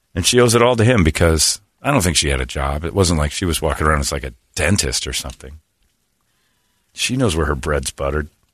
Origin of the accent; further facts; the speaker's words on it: Indiana, United States; moved away; I'm from Indiana.